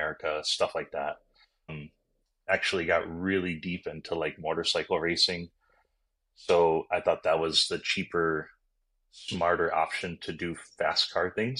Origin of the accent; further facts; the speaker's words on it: Upper Peninsula of Michigan, United States; moved away as an adult; also born or lived in Kansas City; I grew up in the Upper Peninsula of Michigan